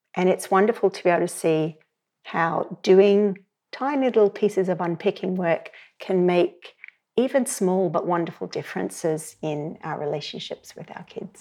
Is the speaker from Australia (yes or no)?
yes; Australia; moved away as an adult; now in Ireland; You can hear from my accent. I'm, I would grow up in Australia. I've been in Ireland for twenty years.